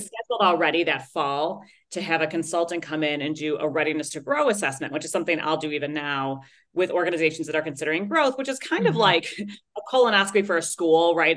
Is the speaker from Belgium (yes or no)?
no; Chicago, Illinois, United States; my hometown of chicago